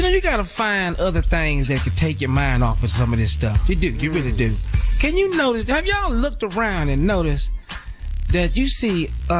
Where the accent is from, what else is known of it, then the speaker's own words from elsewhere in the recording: Texas, United States; you know, when we celebrate, I'm from Texas.